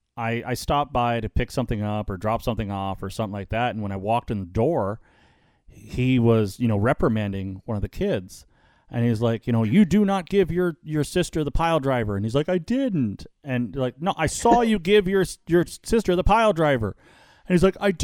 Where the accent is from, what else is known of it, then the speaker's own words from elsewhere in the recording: Ottawa, Ontario, Canada; now in Welland, Canada; I'm from the Ottawa area